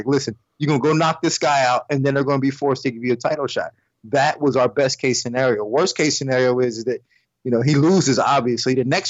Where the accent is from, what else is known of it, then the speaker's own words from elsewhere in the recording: Delaware, United States; also born or lived in Port Saint Lucie, Florida; now in Florida, United States; I'm natively from Delaware.